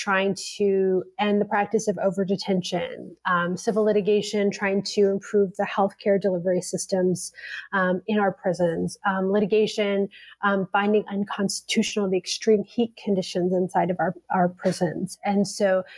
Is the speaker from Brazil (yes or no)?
no; Canada; now in United States; As a Canadian